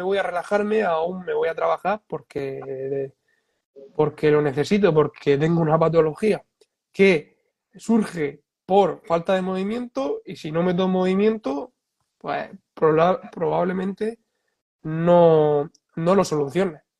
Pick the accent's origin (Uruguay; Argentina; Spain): Spain; aquí en España